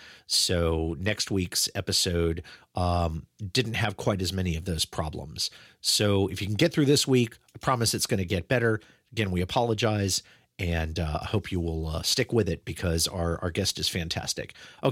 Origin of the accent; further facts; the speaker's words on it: Omaha, Nebraska, United States; born there; I was born in Omaha. I lived in Omaha when I was a tiny babe myself.